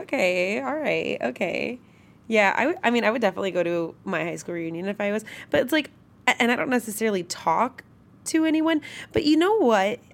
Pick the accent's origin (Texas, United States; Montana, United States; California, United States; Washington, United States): California, United States; Northern; I'm from Northern California, born and raised Northern California